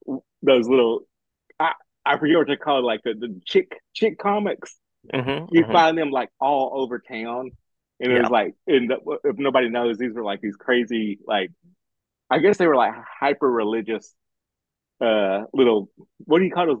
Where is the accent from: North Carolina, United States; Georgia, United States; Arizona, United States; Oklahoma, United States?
Oklahoma, United States; Broken Bow; I'm just a small town kid from Broken Bow, Oklahoma.